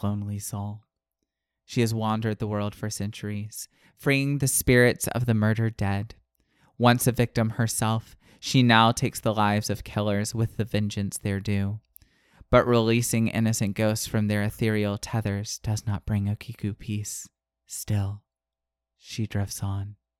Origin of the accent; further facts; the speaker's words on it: Florida, United States; I'm from the Panhandle